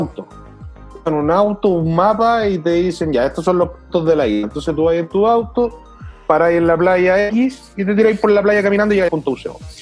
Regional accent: Chile; como buen chileno, nos tocó el agua fría

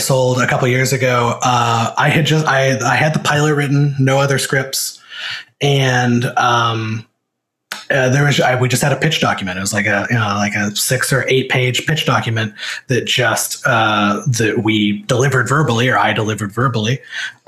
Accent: Missouri, United States; moved away; I'm from Missouri, which Missouri feels like it's about a billion miles away from Hollywood

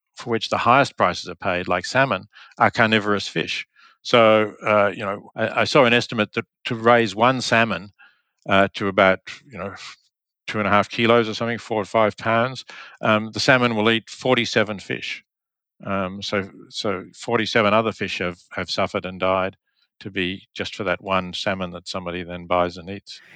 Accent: Australia; moved away as an adult; also born or lived in Oxford; I grew up in Australia

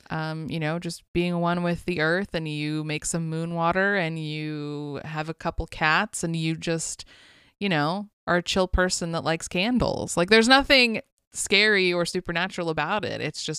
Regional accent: West Coast, United States; I don't know. I grew up on the West Coast.

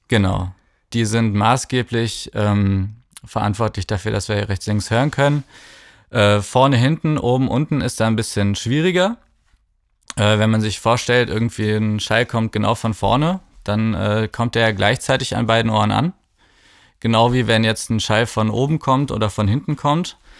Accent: Cologne, North Rhine-Westphalia, Germany; moved away as an adult; also born or lived in Bergisch Gladbach; now in Berlin, Germany; ich komme aus Köln

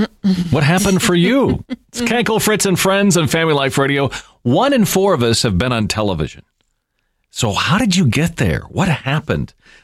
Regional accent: Seattle, Washington, United States; where I grew up in Seattle

